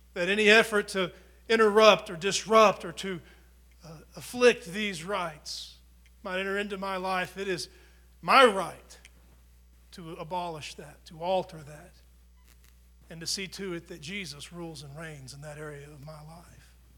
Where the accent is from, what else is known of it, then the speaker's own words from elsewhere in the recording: United States; being an American.